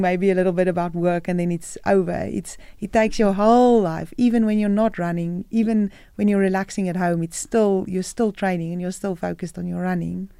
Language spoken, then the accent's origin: English; South Africa; moved away as an adult; I'm a South African